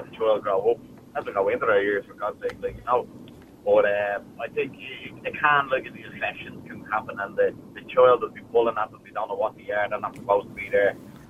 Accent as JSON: {"language": "English", "town": "Dublin", "region": "Leinster", "country": "Ireland", "lives_now": "Lucan, Ireland", "said": "I'm originally from Crumlin, but up in the Lucan now."}